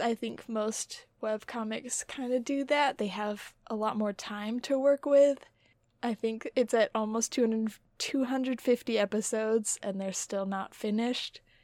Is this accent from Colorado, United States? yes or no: no; Utah, United States; We're from Utah